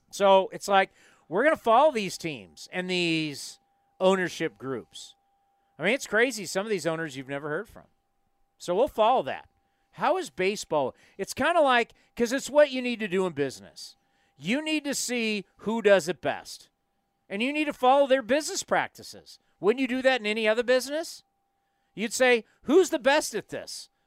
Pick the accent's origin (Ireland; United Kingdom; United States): United States; East Bay, California; I grew up in the East Bay